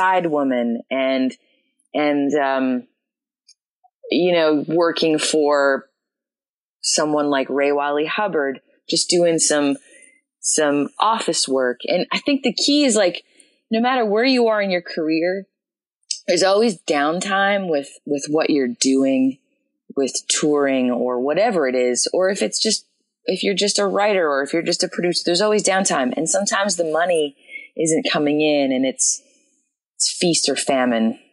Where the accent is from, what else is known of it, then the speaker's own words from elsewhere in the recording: Winnipeg, Manitoba, Canada; moved away as an adult; now in Austin, United States; I worked some coffee shop jobs back in my hometown of Winnipeg